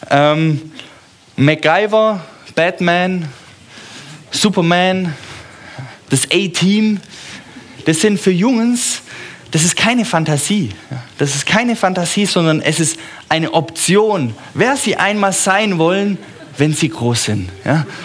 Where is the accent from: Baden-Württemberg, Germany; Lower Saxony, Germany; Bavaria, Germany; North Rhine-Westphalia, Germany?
Baden-Württemberg, Germany; Stuttgart; born there; So, ich bin zwar in Stuttgart geboren, manche vermuten auch, dass ich in Stuttgart sterben werde